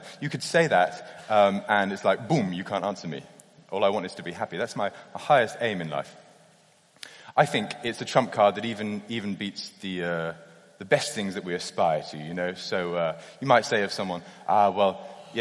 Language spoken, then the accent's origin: English; United Kingdom; as a Brit